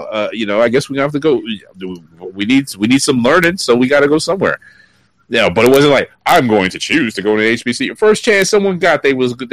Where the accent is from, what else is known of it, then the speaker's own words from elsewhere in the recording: Brooklyn, New York, United States; I, have I've grew up in Brooklyn. I haven't sounded like I was from Brooklyn in a long time.